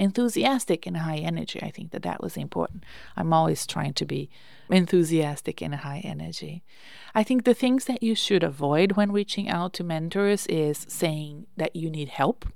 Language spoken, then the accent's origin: English; Brazil; English is a second language; I'm Brazilian